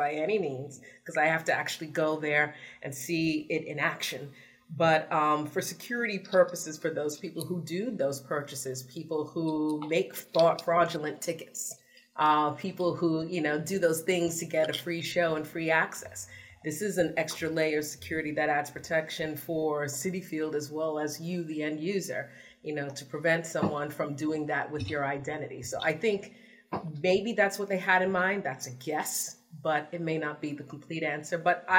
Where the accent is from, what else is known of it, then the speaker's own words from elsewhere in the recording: New York City, New York, United States; I'm from the Bronx.